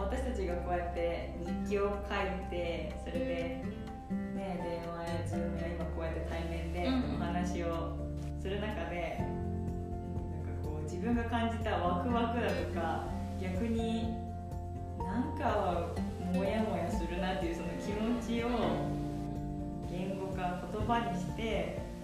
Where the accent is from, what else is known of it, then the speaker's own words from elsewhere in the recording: Hiroshima, Japan; moved away as an adult; also born or lived in Kanagawa; now in Minnesota, United States; 生まれは神奈川県育ちは広島県です